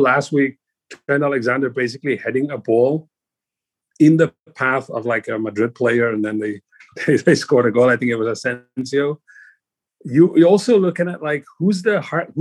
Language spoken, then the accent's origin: English; Cape Town, Western Cape, South Africa; moved away; I grew up in South Africa